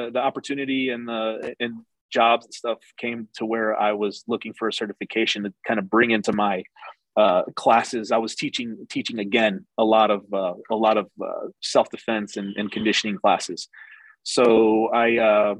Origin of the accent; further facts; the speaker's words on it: St. Louis, Missouri, United States; moved away as an adult; also born or lived in Columbus / Reno; now in Wichita Falls, United States; I lived and grew up in St. Louis.